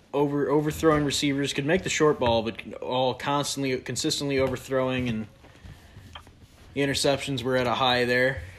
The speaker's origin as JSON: {"language": "English", "region": "New York", "country": "United States", "said": "I'm from New York"}